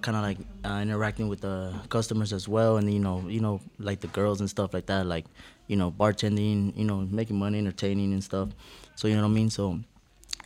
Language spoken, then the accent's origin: English; Las Vegas, Nevada, United States; I'm from Vegas